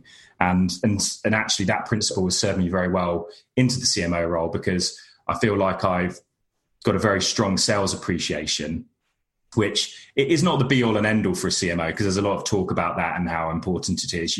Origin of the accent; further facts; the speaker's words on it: United Kingdom; accent: monotone British; my monotone British accent